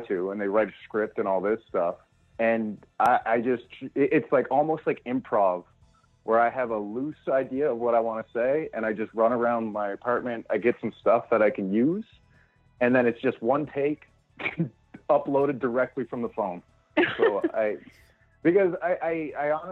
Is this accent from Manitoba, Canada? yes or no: no; Prince Edward Island, Canada; now in Red Deer, Canada; I'm originally from Prince Edward Island. I moved out to Red Deer